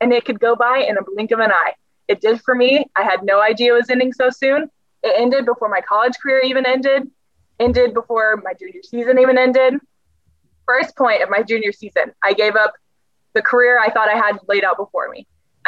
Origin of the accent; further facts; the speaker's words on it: the South, United States; I'm also from the South. And so I'm very big on these like little acts of kindness because we're so big on Southern hospitality.